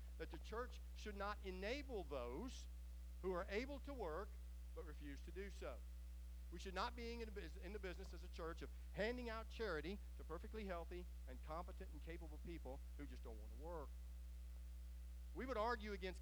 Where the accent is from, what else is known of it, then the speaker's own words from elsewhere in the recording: United States; as American believers